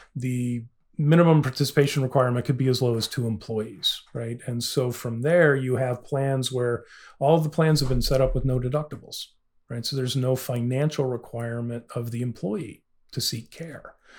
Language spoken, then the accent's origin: English; Illinois, United States; I'm from Illinois